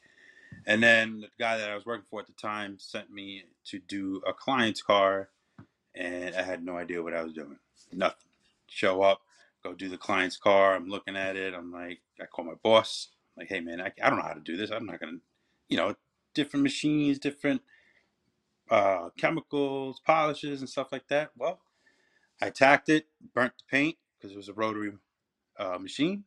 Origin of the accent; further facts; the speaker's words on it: Long Island, New York, United States; I'm from Long Island.